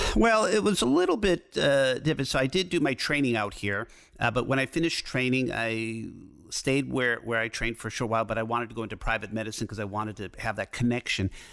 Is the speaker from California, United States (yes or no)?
no; Detroit, Michigan, United States; moved away as an adult; also born or lived in Ann Arbor; now in Los Angeles, United States; I grew up in Detroit, so I'm used to driving in the snow